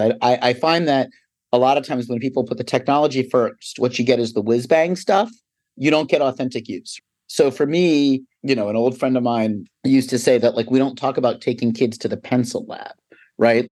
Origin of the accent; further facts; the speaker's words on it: Philadelphia, Pennsylvania, United States; also born or lived in New York City; I'm from Philadelphia, grew up outside the city, I went to college inside the city